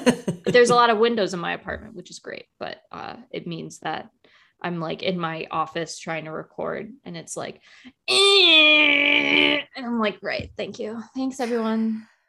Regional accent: United States; being like an American

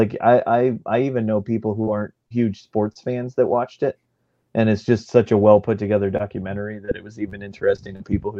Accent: Tucson, Arizona, United States; I grew up in Tucson, so about 2 hours away.

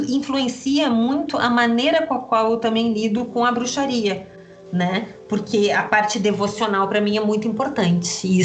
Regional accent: Porto Alegre, Rio Grande do Sul, Brazil; born there; also born or lived in London; Eu nasci em Porto Alegre, né? Você pediu para falar da infância.

